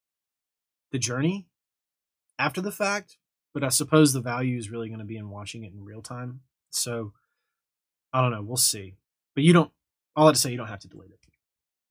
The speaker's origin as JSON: {"language": "English", "area": "right outside of Atlanta", "region": "Georgia", "country": "United States", "tie": "born or raised there", "said": "being from right outside of Atlanta, I grew up basically in the Atlanta scene"}